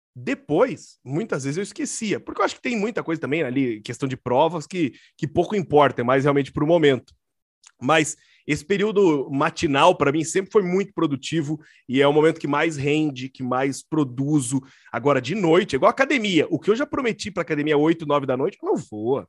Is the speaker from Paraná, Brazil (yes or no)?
yes; Curitiba, Paraná, Brazil; sou aqui de Curitiba